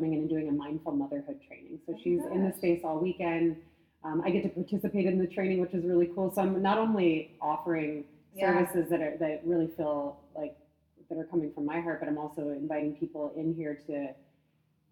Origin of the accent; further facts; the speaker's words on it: Chicago suburbs, Illinois, United States; moved away as an adult; now in San Diego, United States; I grew up in the Midwest, like Chicago suburbs